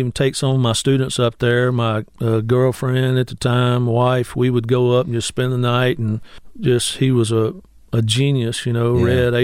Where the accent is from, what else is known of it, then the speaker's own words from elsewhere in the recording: Grenada, Mississippi, United States; moved away as an adult; now in Cleveland, United States; I was going over back to my hometown in Grenada all the time to play. Even though I lived here